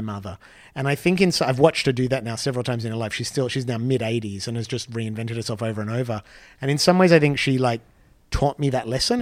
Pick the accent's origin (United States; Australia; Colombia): Australia; When I was a kid in Australia